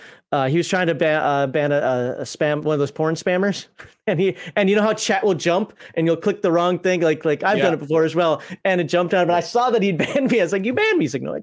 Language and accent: English; Minnesota, United States; I'm from Minnesota. It's got to be Caribou coffee.